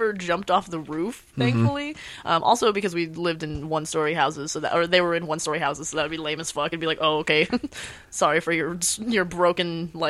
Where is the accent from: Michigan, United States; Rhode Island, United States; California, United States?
California, United States; Lakewood; also born or lived in Artesia, California / Norwalk, California / Philippines (ancestry); Well, I was born in Artesia and then right around like Norwalk area. Right. And then we moved out to Lakewood.